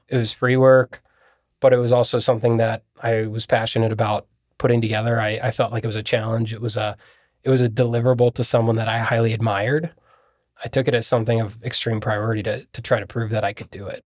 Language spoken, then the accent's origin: English; Columbus, Ohio, United States; also born or lived in Bowling Green; I'm from Columbus